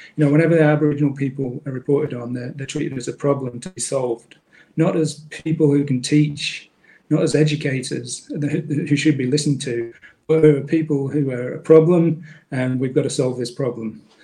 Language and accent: English; Manchester, North West England, United Kingdom; now in Australia; in Manchester, in the northwest of England